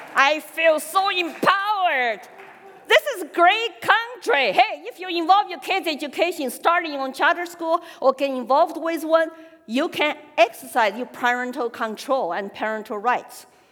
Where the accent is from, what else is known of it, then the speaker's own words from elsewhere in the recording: Sichuan, China; accent: Sichuan dialect; English is a second language; moved away as an adult; also born or lived in Austin, Texas / Colorado / Hong Kong; now in New Hampshire, United States; talking our Sichuan dialect, it's okay. It's not Mandarin